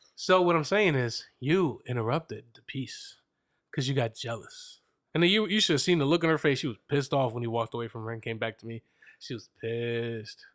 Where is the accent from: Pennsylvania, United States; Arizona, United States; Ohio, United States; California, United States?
Pennsylvania, United States; Reading; I'm from Reading, but I don't rep Reading